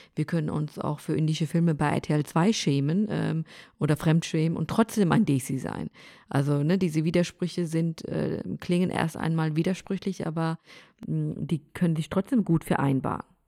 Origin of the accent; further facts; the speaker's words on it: Germany; mein Heimatland Deutschland ist